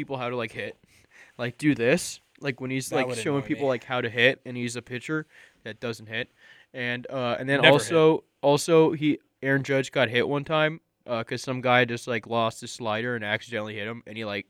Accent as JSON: {"language": "English", "town": "Cleveland", "region": "Ohio", "country": "United States", "said": "I'm a tough guy. I'm from Cleveland. I'm tough."}